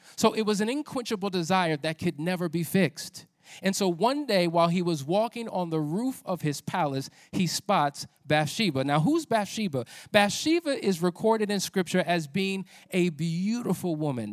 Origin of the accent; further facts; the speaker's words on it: New Jersey, United States; I'm from Jersey